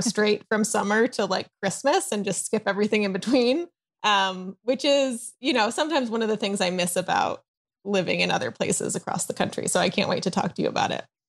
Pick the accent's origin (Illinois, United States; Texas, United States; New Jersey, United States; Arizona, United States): Illinois, United States; Chicago; also born or lived in East Coast; now in Southern California, United States; I live in Southern California, although I am originally from the Chicago area and lived, um, on the East Coast for a while